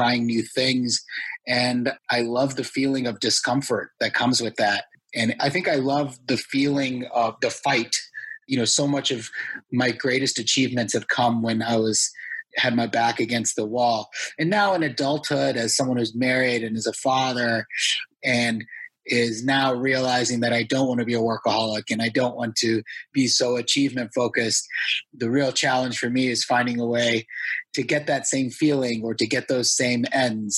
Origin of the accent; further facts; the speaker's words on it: United States; I'm first generation Indian American